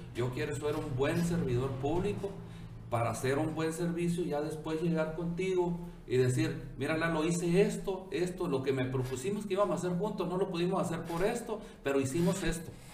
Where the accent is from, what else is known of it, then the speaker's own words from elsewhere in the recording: Ciudad Obregón, Sonora, Mexico; aquí crecí, aquí estudié